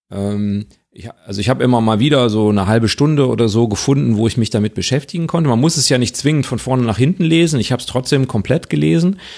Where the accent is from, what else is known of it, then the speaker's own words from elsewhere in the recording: Witten, North Rhine-Westphalia, Germany; Ich bin ja, habe ja als Kind in Witten gewohnt